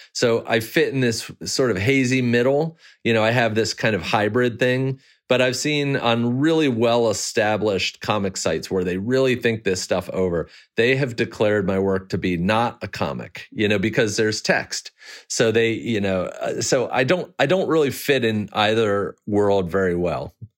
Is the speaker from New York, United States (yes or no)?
no; Maryland, United States; it was like a two-year sliver where I grew up in Maryland